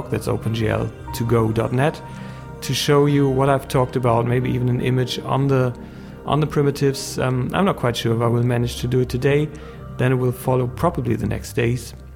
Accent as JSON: {"language": "English", "country": "Germany", "second_language": "English", "said": "I'm a German guy, so English is my native language"}